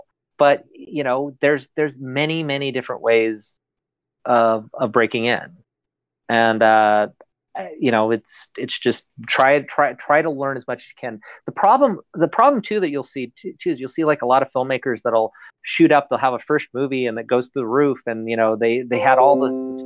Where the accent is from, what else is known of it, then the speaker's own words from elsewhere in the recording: Northern California, United States; now in Los Angeles, United States; I come from Northern California. So I grew up in a small town